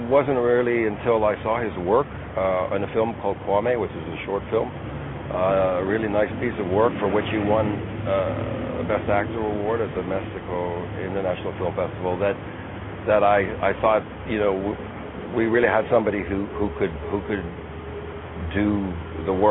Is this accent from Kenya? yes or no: yes; Kenya; being a Kenyan